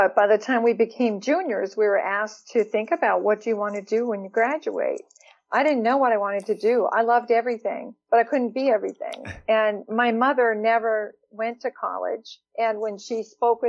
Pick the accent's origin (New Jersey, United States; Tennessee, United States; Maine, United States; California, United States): Maine, United States; East Millinocket; also born or lived in Bangor, Maine; I grew up in a small mill town, East Millinocket, Maine